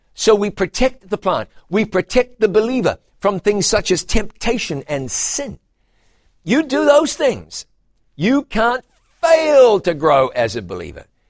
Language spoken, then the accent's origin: English; New Zealand; In my home country of New Zealand